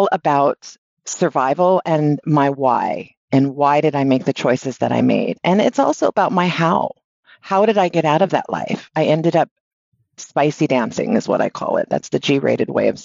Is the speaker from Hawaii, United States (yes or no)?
yes; Honolulu, Hawaii, United States; I grew up in Honolulu, Hawaii